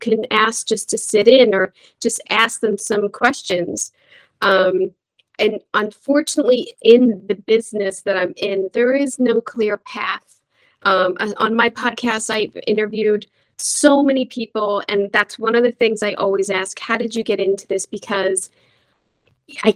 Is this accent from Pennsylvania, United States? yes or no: yes; Philadelphia, Pennsylvania, United States; I'm from Philly